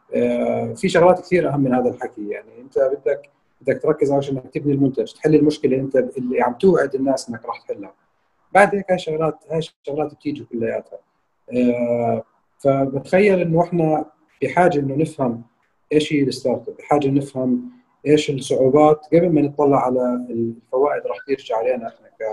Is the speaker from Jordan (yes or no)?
yes; Jordan; عندنا في الاردن